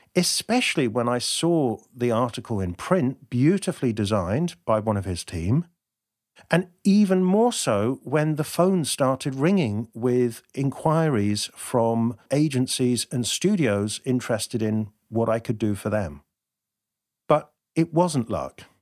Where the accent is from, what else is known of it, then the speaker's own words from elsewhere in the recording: United Kingdom; being terribly British